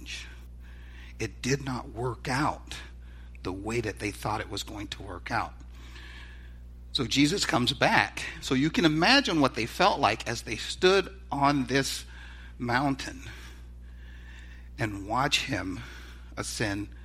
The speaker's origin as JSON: {"language": "English", "region": "the South", "country": "United States", "said": "I'm from the South"}